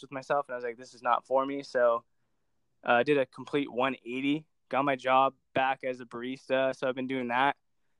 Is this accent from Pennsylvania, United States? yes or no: no; Orange County, California, United States; I'm from Orange County, California. I've been living here for pretty much all since I've been born, actually